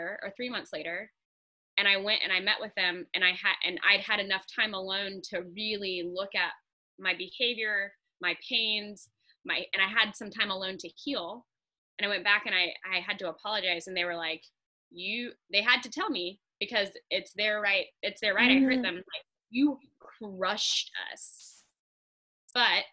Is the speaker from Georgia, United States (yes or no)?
yes; Atlanta, Georgia, United States; moved away; I'm from Atlanta.